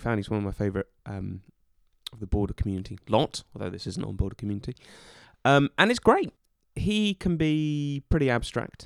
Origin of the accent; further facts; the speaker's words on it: Norwich, East of England, United Kingdom; moved away; also born or lived in Scotland; I lived, shall we say, my formative years in in Norwich, England, and my parents still live there